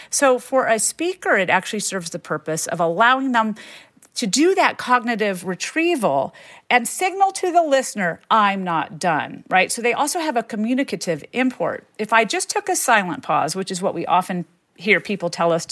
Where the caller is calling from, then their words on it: Florida, United States; from Florida.